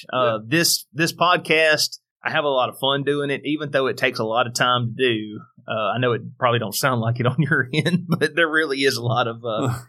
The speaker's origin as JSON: {"language": "English", "region": "the South", "country": "United States", "accent": "Southern"}